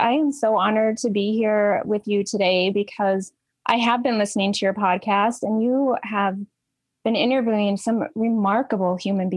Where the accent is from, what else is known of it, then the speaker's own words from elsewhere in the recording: central Minnesota, United States; I grew up in Minnesota, very small town in central Minnesota, had that quote unquote normal childhood in rural America